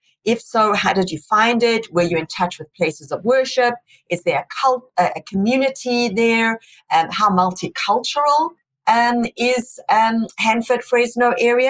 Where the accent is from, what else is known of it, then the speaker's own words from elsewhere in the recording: South Africa; moved away as an adult; now in United States; Because when I came here from South Africa, I'd been driving for many years in South Africa, but the rules are very different, as Cornelia said.